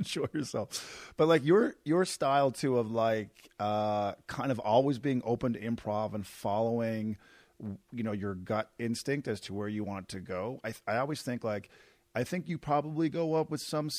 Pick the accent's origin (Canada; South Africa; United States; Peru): Canada; I'm Canadian